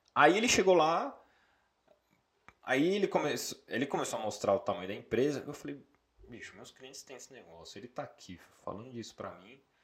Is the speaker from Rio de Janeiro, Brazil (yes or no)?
no; São Paulo, Brazil; sou natural de São Paulo, capital, Zona Norte